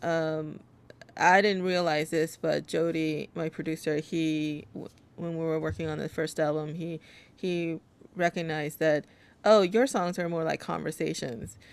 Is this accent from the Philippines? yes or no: no; South Korea; now in New York, United States; I, I was born in Korea, uh, but in the U.S. I've only lived in New York